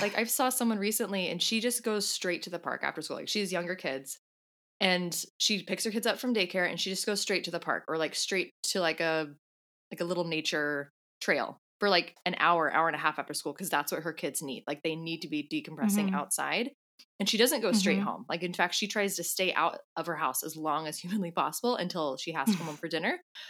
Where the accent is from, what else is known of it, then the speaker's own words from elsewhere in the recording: California, United States; now in New Zealand; Yeah, I mean, I came from California, so I'm already used to having like a more mild Christmas.